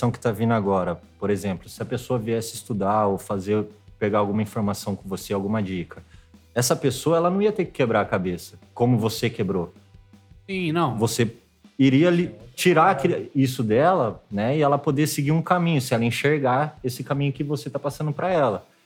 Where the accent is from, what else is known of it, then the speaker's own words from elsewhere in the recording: Tirapina, São Paulo, Brazil; now in Rio de Janeiro, Brazil; É, antes de vir pro Rio, eu tava morando em Piracicaba, mas eu ainda sou um pouquinho mais longe, sou de Tirapina, né? 15 mil habitantes